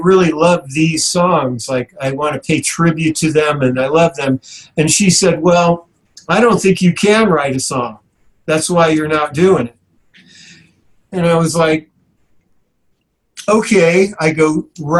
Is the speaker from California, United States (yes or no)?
yes; South San Francisco, California, United States; South San Francisco, the industrial city, and that's my hometown